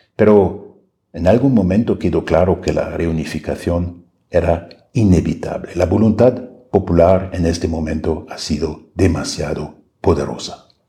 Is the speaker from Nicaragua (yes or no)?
no; Germany; moved away as an adult; now in Mexico City, Mexico